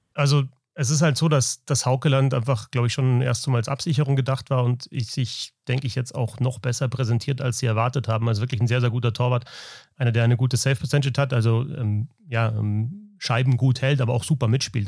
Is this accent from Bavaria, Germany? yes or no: yes; Munich, Bavaria, Germany; moved away; ich bin hier aufgewachsen in der Gegend